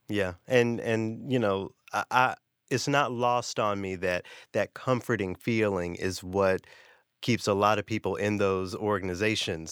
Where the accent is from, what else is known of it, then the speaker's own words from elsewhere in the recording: Memphis, Tennessee, United States; now in Saint Paul, United States; I grew up in Memphis